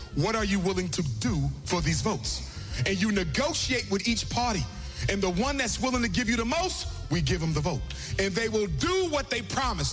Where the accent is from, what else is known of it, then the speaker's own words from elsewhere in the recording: Philadelphia, Pennsylvania, United States; I was born in North Philadelphia